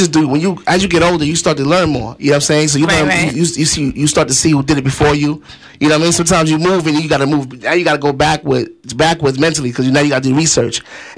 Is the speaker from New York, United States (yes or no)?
yes; New York, United States